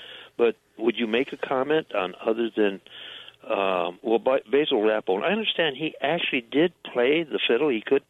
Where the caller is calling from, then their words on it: Grand Blanc, Michigan, United States; I'm calling from Grand Blanc, Michigan, near Flint.